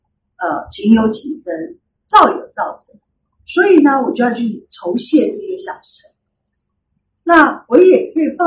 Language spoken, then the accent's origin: Chinese; China; 我们中国人是不是过年的时候大家都有红包袋？